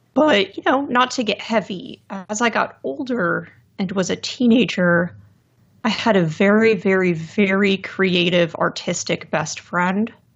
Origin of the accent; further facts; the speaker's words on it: Lehigh Valley, Pennsylvania, United States; I'm from the Lehigh Valley in Pennsylvania